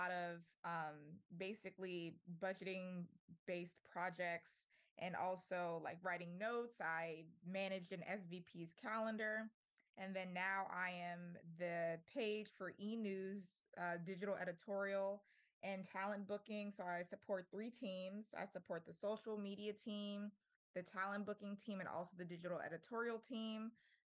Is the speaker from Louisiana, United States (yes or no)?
yes; New Orleans, Louisiana, United States; moved away as an adult; also born or lived in Tuskegee, Alabama; now in Los Angeles, United States; I'm born and raised in New Orleans